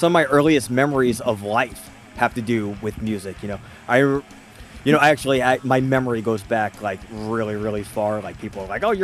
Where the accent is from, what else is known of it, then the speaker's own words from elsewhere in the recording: Smithtown, New York, United States; also born or lived in Patchogue; now in Huntington, United States; I was born in Smithtown, went to high school and middle school and elementary school, all in Smithtown.